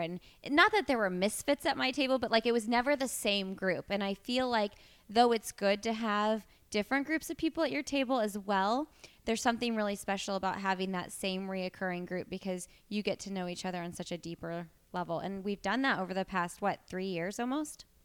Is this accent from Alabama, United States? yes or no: no; Bloomington, Indiana, United States; now in Indianapolis, United States; I'm from Bloomington, Indiana